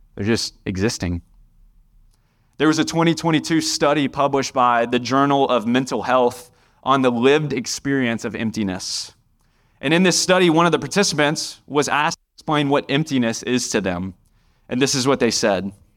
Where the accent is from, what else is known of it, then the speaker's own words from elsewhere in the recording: Indian Trail, North Carolina, United States; I'm from Union County. I grew up right down the road in Indian Trail